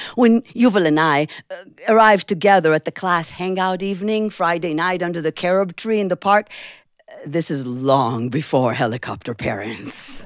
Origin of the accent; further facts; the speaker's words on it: Jerusalem, Jerusalem District, Israel; When I was a little girl growing up in Jerusalem, Israel